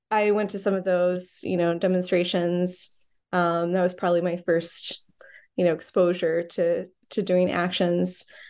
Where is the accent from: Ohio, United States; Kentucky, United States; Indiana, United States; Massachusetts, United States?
Ohio, United States; also born or lived in Chicago; now in Brooklyn, New York, United States; I grew up in the Midwest, um, mostly in Ohio